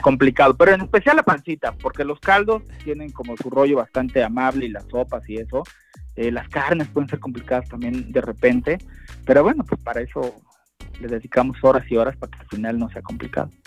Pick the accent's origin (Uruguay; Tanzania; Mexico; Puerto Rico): Mexico; nuestra realidad como mexicanos